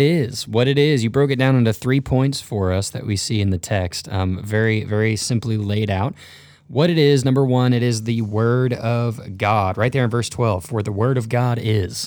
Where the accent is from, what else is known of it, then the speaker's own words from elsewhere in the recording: North Texas, United States; originally I grew up in North Texas